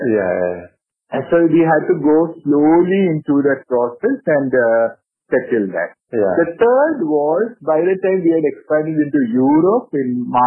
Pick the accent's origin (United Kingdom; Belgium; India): India